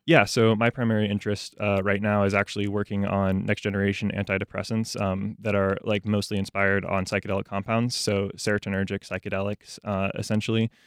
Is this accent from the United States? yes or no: yes; Jacksonville, Florida, United States; I grew up in Jacksonville. Um, I've lived here for, like, my entire life.